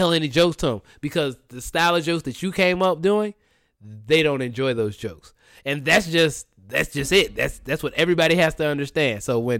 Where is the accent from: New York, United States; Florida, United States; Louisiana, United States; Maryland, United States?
Florida, United States; Jacksonville; now in Los Angeles, United States; I'm from Jacksonville, Florida, in Los Angeles.